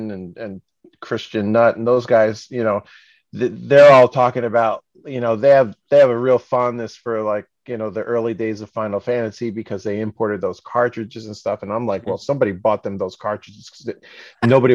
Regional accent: New York, United States; I grew up in New York and my mom was Japanese

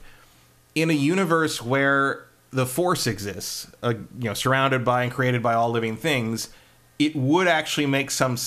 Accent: California, United States; as a Californian

